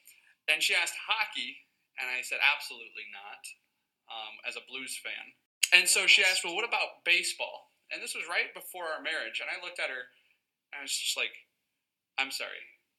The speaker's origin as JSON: {"language": "English", "region": "Southern Illinois", "country": "United States", "moved": "as an adult", "lives_now": "Chicago, United States", "said": "I moved up here because I'm originally from Southern Illinois."}